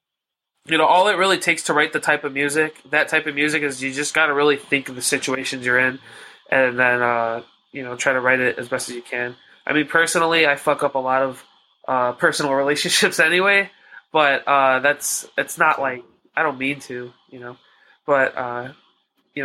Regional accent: Chicago, Illinois, United States; we're from Chicago

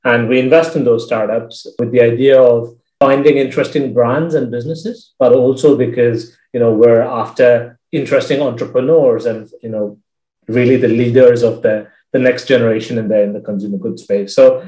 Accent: India; now in United Kingdom; So I am originally from India and grew up around the world. My parents used to be expatriates and, you know, moved countries every few years or so.

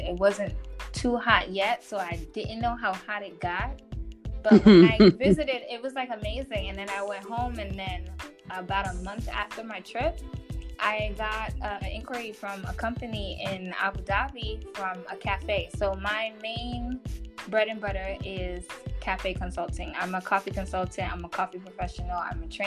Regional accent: New York City, New York, United States; moved away as an adult; now in United Arab Emirates; I'm from Brooklyn, New York. My family is Haitian and Panamanian, and I was raised by a Jamaican stepdad

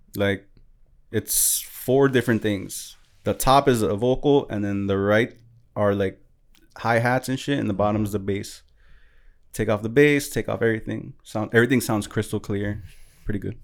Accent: New York, United States; moved away; I'm from New York, but I live here, so my shit's totally different from any New Yorker

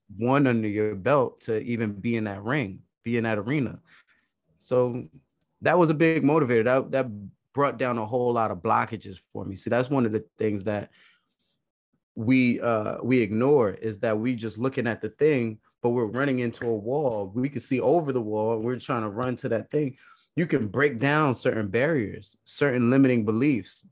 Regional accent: New York City, New York, United States; moved away; also born or lived in New Jersey / Idaho; I'm actually from Brooklyn originally.

